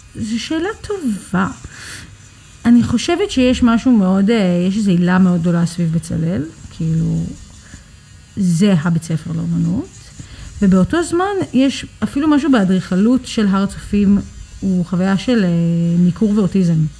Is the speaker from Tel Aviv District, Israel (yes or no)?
yes; Tel Aviv, Tel Aviv District, Israel; also born or lived in New York; נולדתי בניו יורק, גדלתי בתל אביב, עלינו כשהייתי בת עשר. אה, ובגדול מגיל עשר אני תל אביבית לכל דבר.